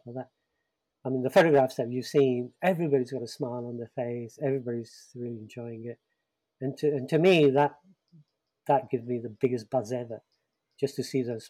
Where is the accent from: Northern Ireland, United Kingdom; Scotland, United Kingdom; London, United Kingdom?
London, United Kingdom; I grew up in the East End of London